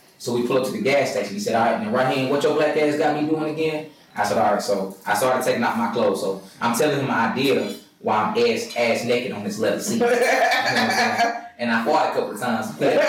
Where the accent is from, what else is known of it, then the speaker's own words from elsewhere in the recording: Pulaski, Tennessee, United States; my hometown, Pulaski, Tennessee, which is like an hour from Nashville.